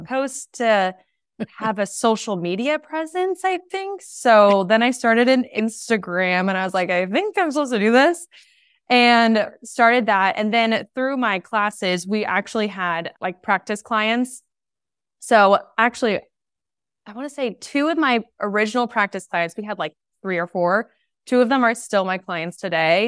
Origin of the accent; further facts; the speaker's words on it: San Diego, California, United States; where I grew up in San Diego